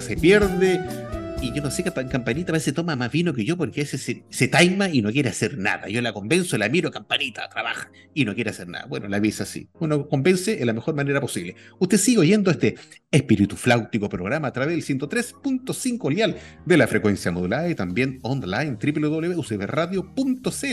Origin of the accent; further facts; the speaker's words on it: Chile; era como todo chileno